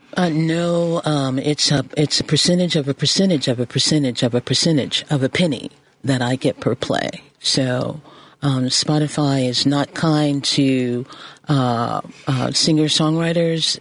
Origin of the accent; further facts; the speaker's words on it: Chicago, Illinois, United States; I'm a Chicagoan